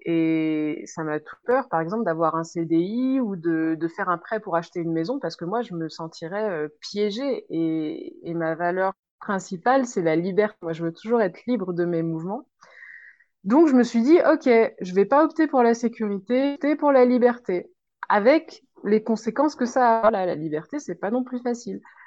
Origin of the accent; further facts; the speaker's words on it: a small village in Ain, Auvergne-Rhône-Alpes, France; moved away as an adult; je viens de France, dans un petit village de l'Ain